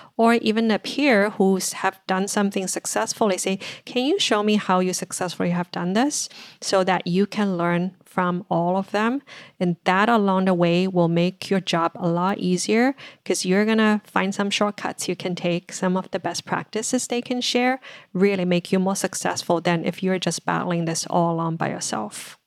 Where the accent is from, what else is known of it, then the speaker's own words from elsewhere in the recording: China; moved away as an adult; now in United States; I grew up in China, finished college there